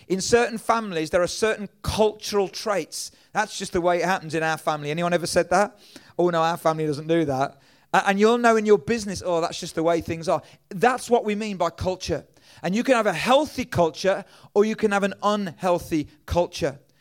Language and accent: English; England, United Kingdom; I'm from England